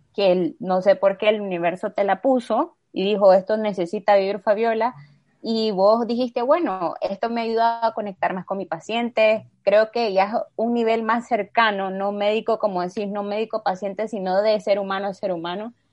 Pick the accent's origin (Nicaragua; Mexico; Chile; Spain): Nicaragua; como nicaragüenses